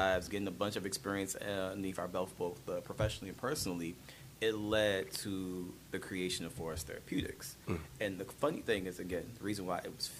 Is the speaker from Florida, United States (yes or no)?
no; Washington, District of Columbia, United States; moved away as an adult; also born or lived in Norfolk, Virginia / Philadelphia; where we grew up in Southeast on Ridge